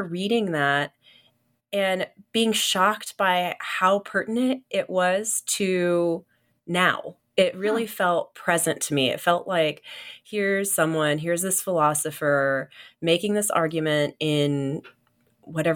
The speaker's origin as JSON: {"language": "English", "town": "Kansas City", "country": "United States", "tie": "born or raised there", "moved": "yes", "said": "I'm from Kansas City, so right in the middle of America. And I was born in Kansas City, but I grew up in this little, technically part of Kansas City, but it was really a little town, like a farm town"}